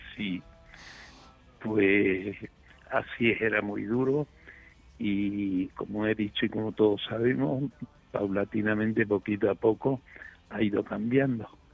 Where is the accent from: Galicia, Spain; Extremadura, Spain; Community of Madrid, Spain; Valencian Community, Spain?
Extremadura, Spain; San Vicente de Alcántara; la fábrica de corcho que tenía mi padre aquí en mi pueblo, en San Vicente de Alcántara